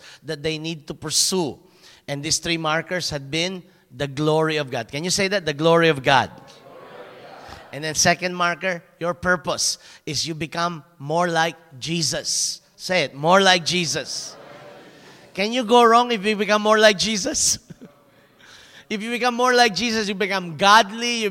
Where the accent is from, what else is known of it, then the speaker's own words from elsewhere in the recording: Philippines; moved away as an adult; now in Germany; I'm very small as a Filipino